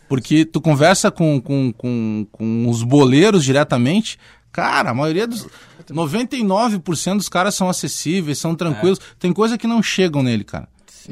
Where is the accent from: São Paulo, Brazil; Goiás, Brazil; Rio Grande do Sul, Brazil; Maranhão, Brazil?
Rio Grande do Sul, Brazil; Porto Alegre; also born or lived in Bagé; Eu fui criado aqui na Restinga, né? Moro, nasci Sim. em Bagé, mas vim cedo pra cá.